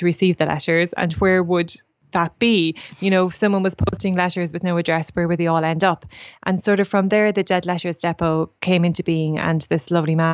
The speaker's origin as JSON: {"language": "English", "town": "Portlaoise", "region": "Leinster", "country": "Ireland", "tie": "born or raised there", "said": "I grew up in Portlaoise"}